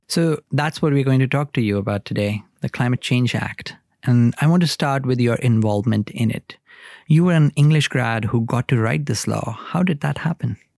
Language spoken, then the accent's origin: English; India; I grew up in India